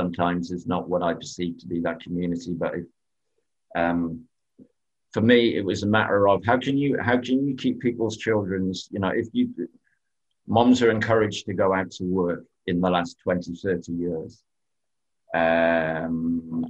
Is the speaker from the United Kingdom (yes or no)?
yes; England, United Kingdom; I'm English